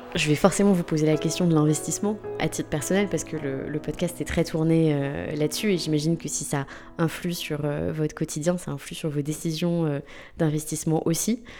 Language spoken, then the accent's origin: French; Limoges, Nouvelle-Aquitaine, France; j'ai grandi à Limoges